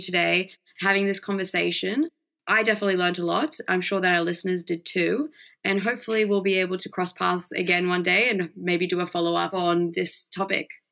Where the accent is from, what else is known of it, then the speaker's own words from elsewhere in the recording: Mexico; now in Australia; I grew up in Mexico